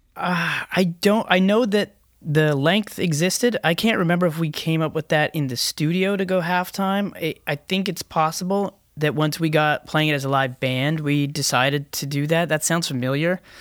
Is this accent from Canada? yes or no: yes; Canada; we're Canadians